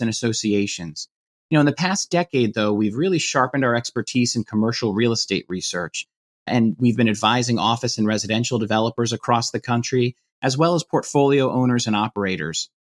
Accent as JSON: {"language": "English", "area": "Hudson Valley", "region": "New York", "country": "United States", "moved": "yes", "lives_now": "Washington, D.C., United States", "said": "I'm currently living in the Washington, D.C. metro area, but I'm originally from the Hudson Valley in New York"}